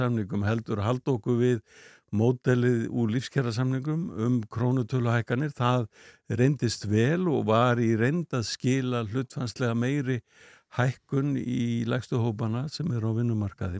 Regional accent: Iceland; Við erum fyrir Íslandingar

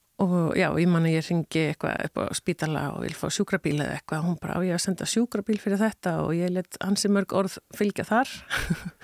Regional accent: Iceland; also born or lived in United States; ég er litla píjan frá Íslandi

